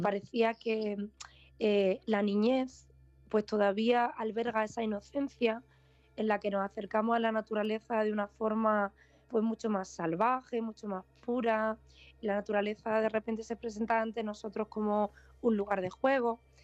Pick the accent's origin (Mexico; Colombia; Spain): Spain; Vega de Granada, Andalusia; moved away as an adult; also born or lived in Los Angeles, United States; vuelvo a la Vega de Granada, donde yo crecí, donde pasé mi infancia, mi adolescencia